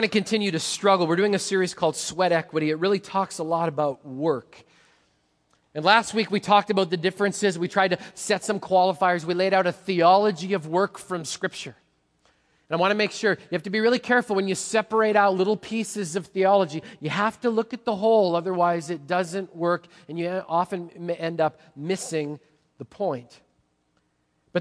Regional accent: Manitoba, Canada; now in Washington, United States; I grew up in Manitoba

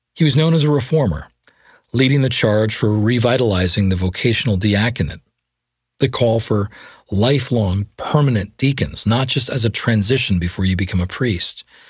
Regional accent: Canada; accent: Canadian; my Canadian accent.

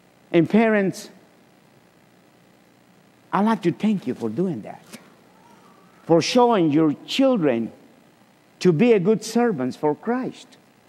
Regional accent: Guatemala; moved away as an adult; now in Chattanooga, United States; In 2002, March the 19th, my family and I came from Guatemala. But a year before, in 2001, we were invited to come to Chattanooga to get to know the city.

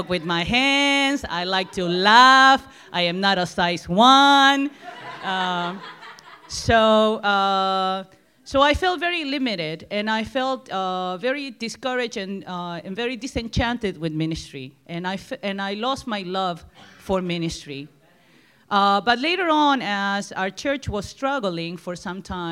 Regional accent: Argentina; accent: Argentinian; moved away as an adult; now in United States; I was born and raised in Argentina for 18 years.

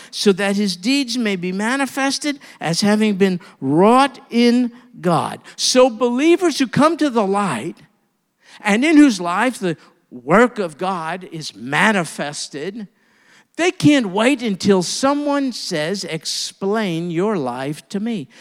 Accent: New York, United States; moved away; as a New Yorker

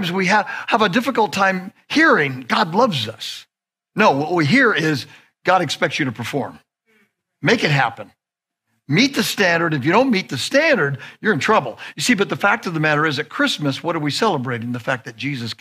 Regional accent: Southern California, United States; I'm from Southern California

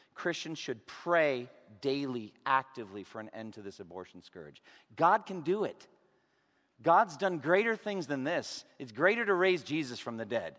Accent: Boston, Massachusetts, United States; I'm from Boston

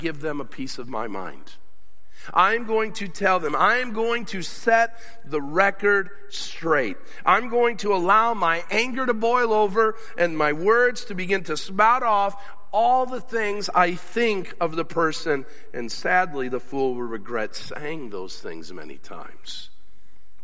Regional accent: United States; I'm an American

